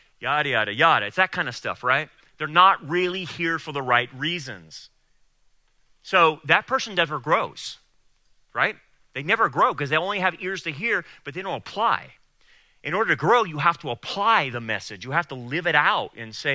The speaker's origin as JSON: {"language": "English", "town": "Delano", "region": "California", "country": "United States", "tie": "born or raised there", "said": "I grew up in Delano"}